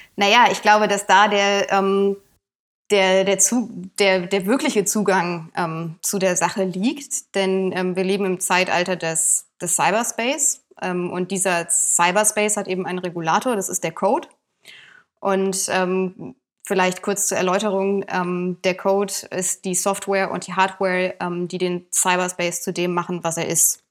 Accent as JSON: {"language": "German", "town": "Bonn", "region": "North Rhine-Westphalia", "country": "Germany", "tie": "born or raised there", "said": "ich komme gebürtig auch aus Bonn."}